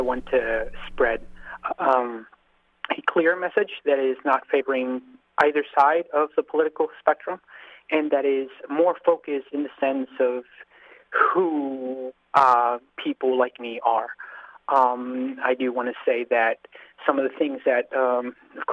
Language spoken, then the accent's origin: English; United States; I grew up in this country since I was a five-year-old